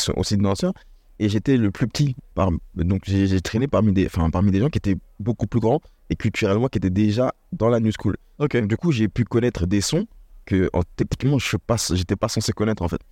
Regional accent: Lognes, Île-de-France, France; moved away as an adult; also born or lived in Paris / Copenhagen, Denmark / Singapore; now in Toulouse, France; J'ai grandi, euh, c'est vrai que je suis parisien, mais on j'ai grandi à Logne, en, en Seine-et-Marne

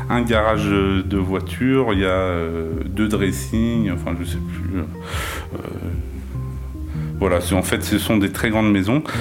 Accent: Nanterre, Île-de-France, France; born there; Moi, je suis né à Nanterre.

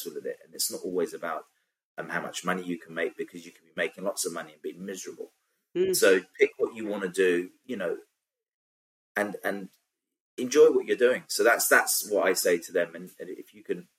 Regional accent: London, United Kingdom; I grew up in Southeast London

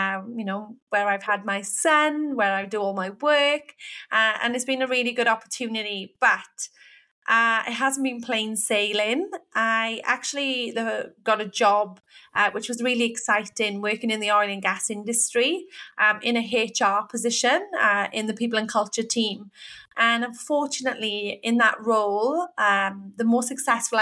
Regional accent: Wales, United Kingdom; moved away; I'm from the UK. I'm from Wales

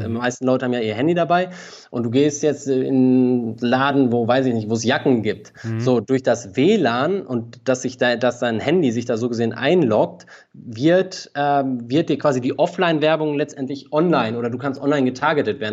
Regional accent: Ratingen, North Rhine-Westphalia, Germany; now in Berlin, Germany; ich habe noch sehr viele Freunde in meiner alten Heimat, Rating mhm. bei Düsseldorf

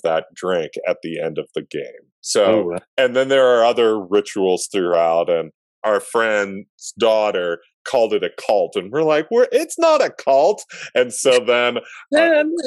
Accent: Buffalo, New York, United States; moved away as an adult; also born or lived in Williamsville, New York; now in Asheville, United States; I grew up in Buffalo. I lived 18 years in Williamsville, New York

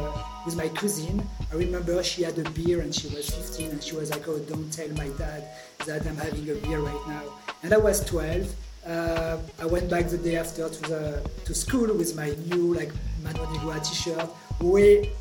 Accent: Grenoble, Auvergne-Rhône-Alpes, France; I grew up in Grenoble. Grenoble is a small town in the Alps, the French Alps

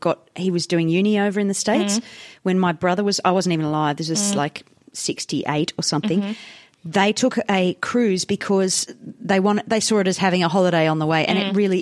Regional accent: India; I know that I grew up in India where there was a caste system

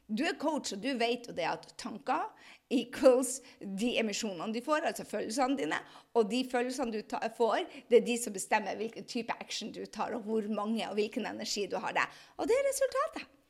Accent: Andøya, Nordland, Norway; Altså, jeg er fra Andøya.

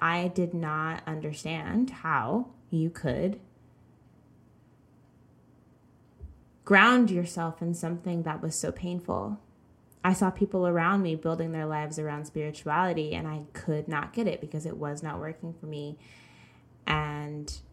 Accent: the South, United States; I grew up in the South

